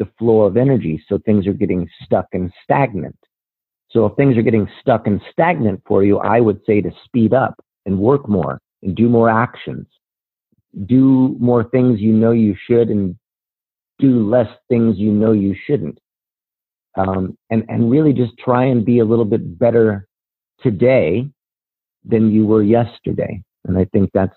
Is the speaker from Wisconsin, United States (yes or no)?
no; Rocky Mountains in Colorado, United States; I'm from the Rocky Mountains in Colorado